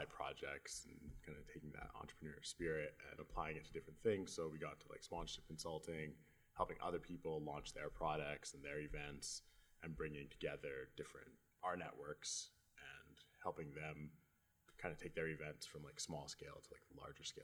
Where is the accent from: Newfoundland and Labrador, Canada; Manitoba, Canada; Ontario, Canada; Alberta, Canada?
Alberta, Canada; Edmonton; I was born and raised in Edmonton.